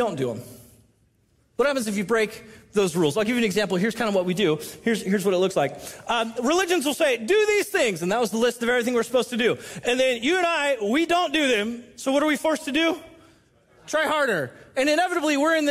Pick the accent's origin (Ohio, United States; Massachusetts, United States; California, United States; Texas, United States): California, United States; Southern; now in Washington, United States; I'm from Southern California